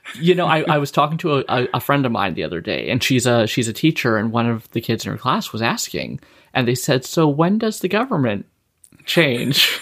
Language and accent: English; Saskatchewan, Canada; also born or lived in the Maritimes; now in British Columbia, Canada; I'm from Saskatchewan originally